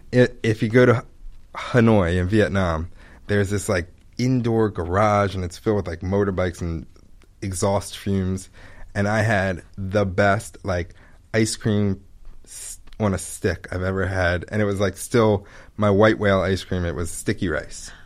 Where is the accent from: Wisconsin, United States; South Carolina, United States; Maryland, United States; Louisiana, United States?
Maryland, United States; Pikesville; also born or lived in Ithaca, New York; now in Baltimore, United States; I grew up in Pikesville